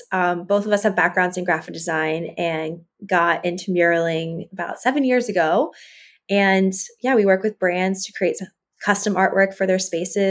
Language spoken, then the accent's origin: English; East Coast, United States; I grew up on the East Coast